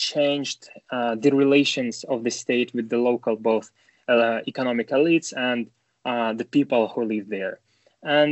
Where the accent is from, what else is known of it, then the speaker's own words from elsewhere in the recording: Sakhalin Oblast, Russia; moved away; also born or lived in Khabarovsk, Russia; I was born in the Sakhalin region, but it's a neighboring one. But yeah, I spent 9 years there in Khabarovsk